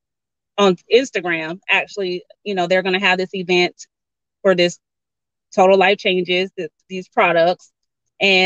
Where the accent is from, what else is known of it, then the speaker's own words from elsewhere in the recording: Georgia, United States; I'm from Georgia, so grew up in a little small town